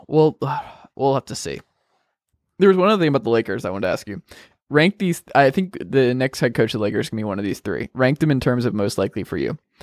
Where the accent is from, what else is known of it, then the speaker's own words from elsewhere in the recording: Gwinnett County, Georgia, United States; moved away; I grew up in Gwinnett County, by the way. Spent the first eighteen years of my life